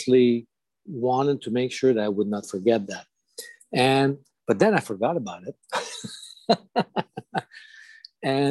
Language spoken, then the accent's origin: English; Montreal, Quebec, Canada; first language French; English is a second language; And I'm from Quebec. I'm a Francophone. So this is happening in the north part of Montreal, Quebec.